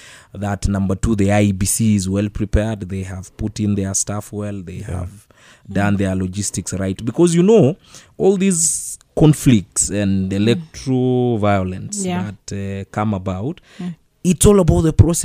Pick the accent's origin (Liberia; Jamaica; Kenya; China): Kenya; as a Kenyan